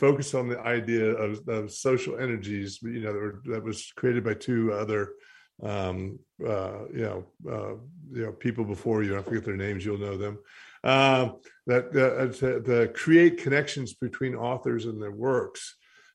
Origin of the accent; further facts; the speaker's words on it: Western North Carolina, United States; now in New York City, United States; I was born and raised in Western North Carolina, and then I went to New York City